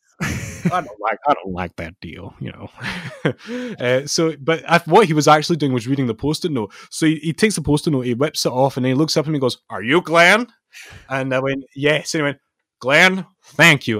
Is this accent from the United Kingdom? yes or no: yes; Scotland, United Kingdom; being a Scottish wrestling fan in our lifetime